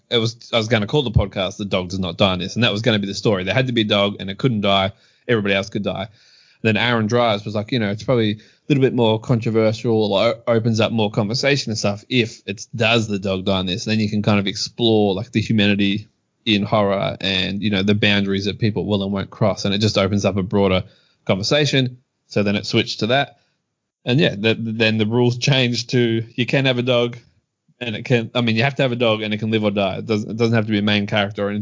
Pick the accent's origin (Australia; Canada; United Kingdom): Australia; I grew up in Australia